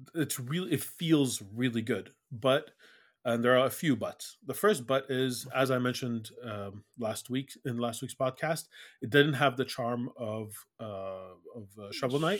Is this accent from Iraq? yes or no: yes; Iraq; moved away; I'm I'm from Iraq, but I've been living here for 30 years